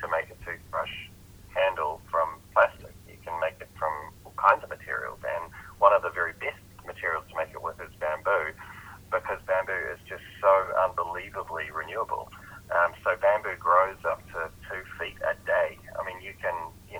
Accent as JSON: {"language": "English", "country": "New Zealand", "said": "I'm a New Zealander"}